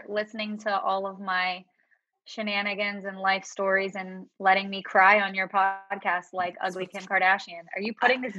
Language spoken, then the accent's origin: English; Pittsburgh, Pennsylvania, United States; accent: Pittsburgh; Sunny, I feel like my Pittsburgh accent is gone. I do say certain words that are Pittsburgh, like Yinzer words, but I feel like I don't have the accent.